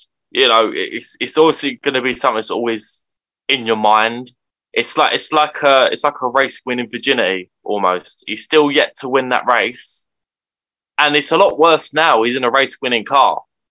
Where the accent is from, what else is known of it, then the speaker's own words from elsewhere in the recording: United Kingdom; as a British fan